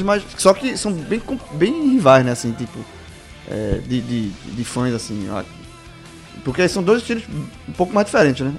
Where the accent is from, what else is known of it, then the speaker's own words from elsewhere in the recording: Barbacena, Minas Gerais, Brazil; Quando era pequeno, lá em Barbacena, tinha um número do telefone fixo